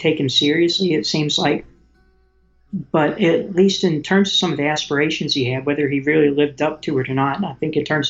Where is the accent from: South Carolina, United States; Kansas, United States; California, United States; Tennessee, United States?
Tennessee, United States; moved away as an adult; growing up in Tennessee, where I've lived all my life until just a few years ago